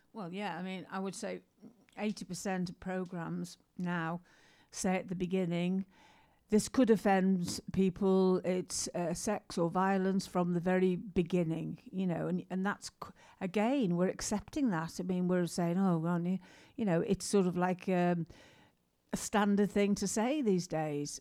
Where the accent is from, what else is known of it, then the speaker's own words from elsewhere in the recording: England, United Kingdom; we're English